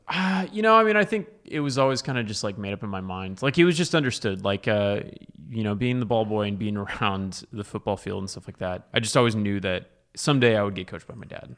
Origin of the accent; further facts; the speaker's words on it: Dallas, Texas, United States; also born or lived in Austin; I was raised in Dallas